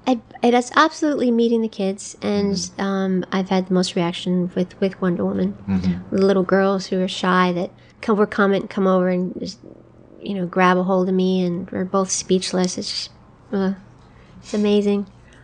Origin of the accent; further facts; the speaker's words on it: United States; I am Native American, so I think of myself as red skin already, but...